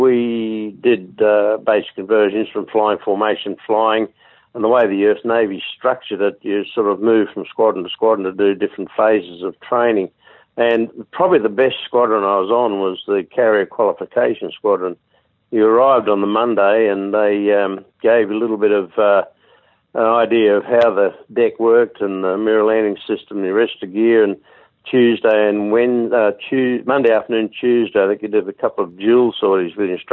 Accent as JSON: {"language": "English", "town": "Sydney", "region": "New South Wales", "country": "Australia", "tie": "born or raised there", "said": "I was born and bred in Sydney."}